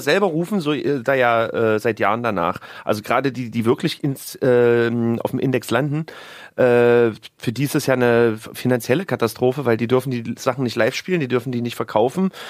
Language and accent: German; Leipzig, Saxony, Germany; moved away; meine alte Heimat